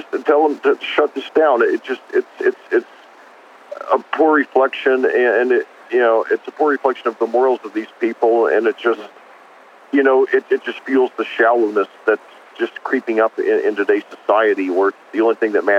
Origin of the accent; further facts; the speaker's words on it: Indiana, United States; I'm from Indiana.